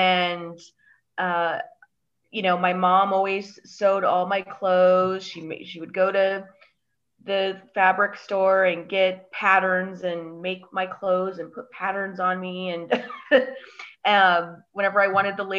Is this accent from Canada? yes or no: no; Colorado, United States; also born or lived in Chicago, Illinois; I'm here. I am from Colorado and Chicago.